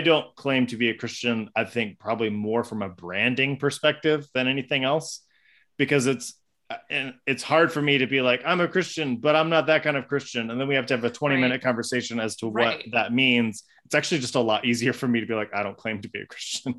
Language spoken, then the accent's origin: English; United States; I'm an American